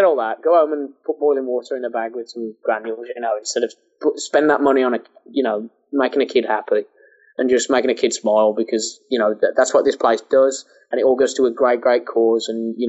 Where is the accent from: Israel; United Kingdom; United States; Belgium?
United Kingdom; Birmingham, West Midlands; born or raised there